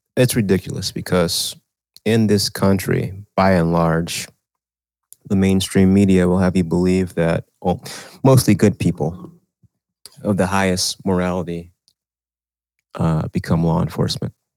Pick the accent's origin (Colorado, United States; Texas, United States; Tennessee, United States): Texas, United States; a state that probably is more southern than my home state you know, I you know, we say Texas is, is the South